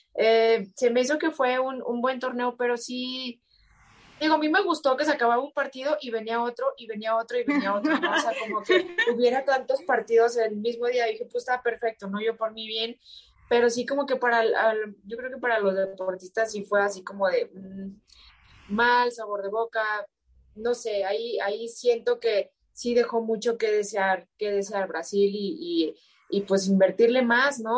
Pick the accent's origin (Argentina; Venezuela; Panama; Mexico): Mexico; yo como mexicana